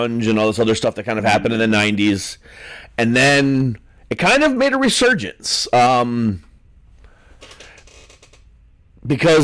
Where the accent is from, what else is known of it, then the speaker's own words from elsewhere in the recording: Ohio, United States; I'm from Ohio